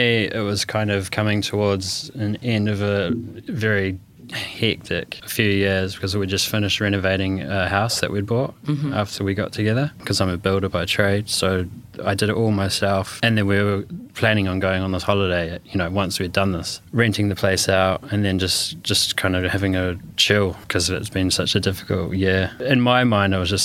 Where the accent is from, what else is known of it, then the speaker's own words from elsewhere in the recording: New Zealand; now in London, United Kingdom; I'm from New Zealand and we live in London.